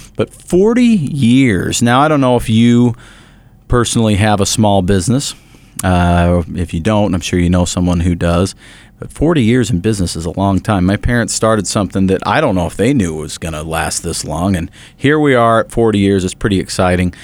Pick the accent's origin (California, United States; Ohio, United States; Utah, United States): Utah, United States; Bountiful; the local newspaper that I grew up with there in Bountiful